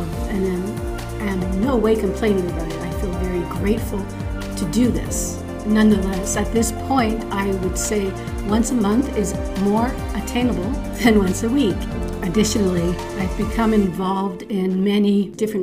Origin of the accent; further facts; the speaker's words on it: Toronto, Ontario, Canada; I'm from Toronto, but living in Scarborough, Ontario